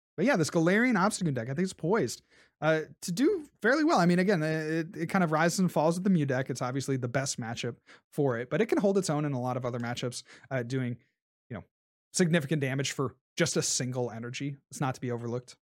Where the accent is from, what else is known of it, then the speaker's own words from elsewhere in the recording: Columbus, Ohio, United States; Columbus, right? That's my hometown.